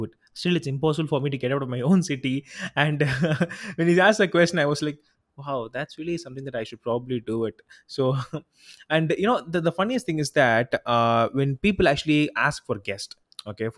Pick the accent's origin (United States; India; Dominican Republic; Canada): India; I'm from India